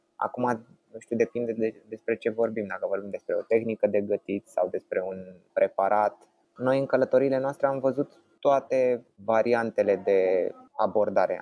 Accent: Bucharest, Romania; copilăria mea este petrecută în București

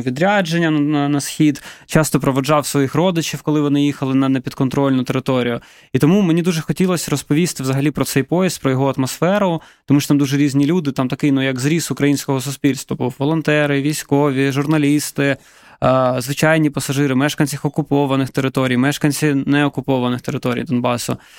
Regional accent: Donetsk, Donetsk Oblast, Ukraine; now in Kyiv, Ukraine; я родом з Донецька.

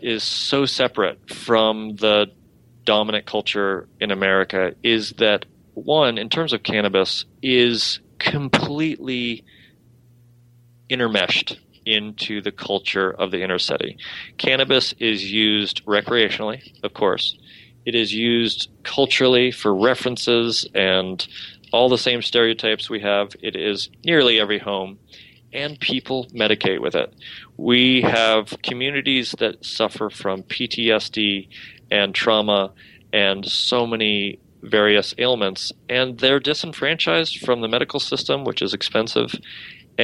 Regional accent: Spokane, Washington, United States; now in Massachusetts, United States; I'm from Spokane, Washington

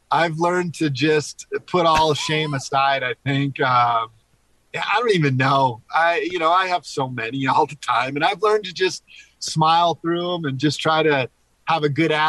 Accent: Hawaii, United States; also born or lived in Philippines / Panama; I was born and raised in Hawaii, Philippines, uh, Panama.

